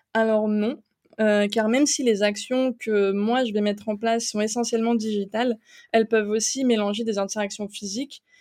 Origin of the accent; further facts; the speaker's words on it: eastern France, France; moved away as an adult; also born or lived in Strasbourg; now in Luxembourg; je suis originaire de l'Est de la France